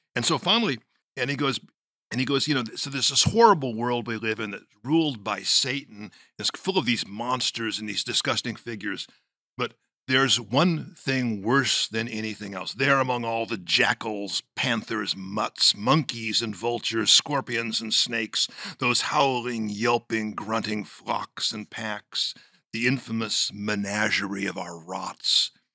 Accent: Los Angeles, California, United States; My grandmother, whom I was raised next door in Los Angeles

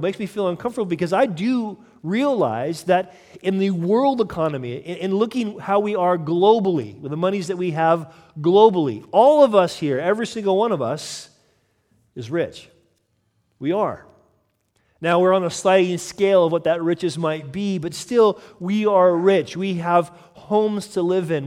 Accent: United States; moved away; as an American

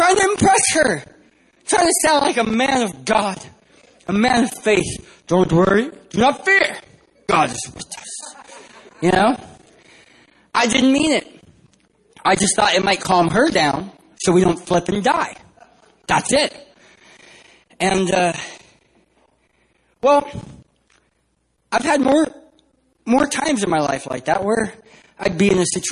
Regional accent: San Diego, California, United States; I'm from San Diego, California, not San Diego, Texas

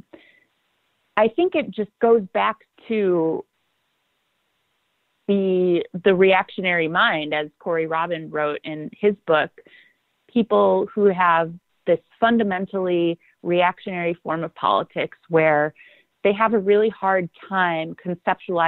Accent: Milwaukee, Wisconsin, United States; I grew up in Milwaukee. I live here

